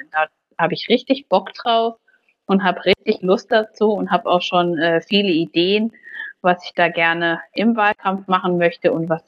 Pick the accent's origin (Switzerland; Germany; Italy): Germany; Baunatal, Hesse; dann habe ich mich aber letztendlich für meine Heimatstadt entschieden und habe gesagt, hier in Baunatal kann man gestalten